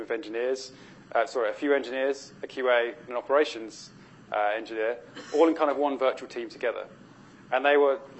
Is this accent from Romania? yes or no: no; United Kingdom; being British